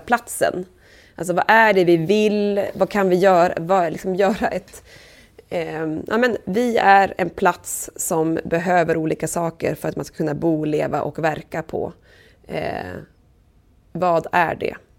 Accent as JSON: {"language": "Swedish", "region": "southern Sweden", "country": "Sweden", "also_born_or_lived": "Umeå", "moved": "as an adult", "lives_now": "Holmön, Sweden", "said": "jag är från södra Sverige."}